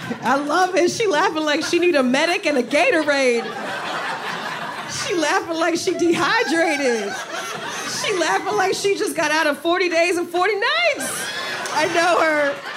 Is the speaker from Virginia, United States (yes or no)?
no; New Jersey, United States; Because I'm from Jersey. I went to the Jersey Shore for the summer.